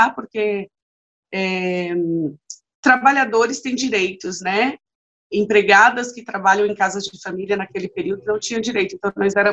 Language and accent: Portuguese; Vitória da Conquista, Bahia, Brazil; eu nasci em Vitória da Conquista, então, filha do, de um paulista com uma baiana